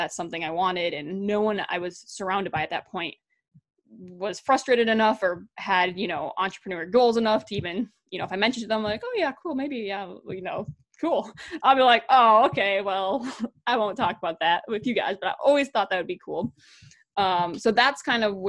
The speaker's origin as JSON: {"language": "English", "region": "Wisconsin", "country": "United States", "tie": "born or raised there", "also_born_or_lived": "North Dakota", "moved": "as an adult", "said": "I had moved to North Dakota back to Wisconsin."}